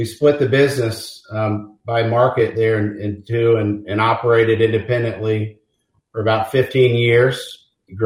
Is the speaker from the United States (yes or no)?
yes; Kansas City, Missouri, United States; also born or lived in Mobile, Alabama; Born and raised in Kansas City. Blessed to have grown up in a big family here